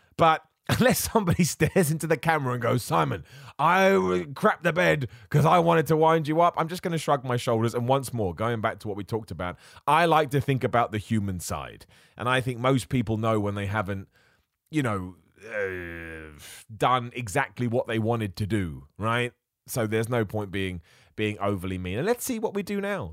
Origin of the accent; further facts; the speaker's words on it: England, United Kingdom; I'm from England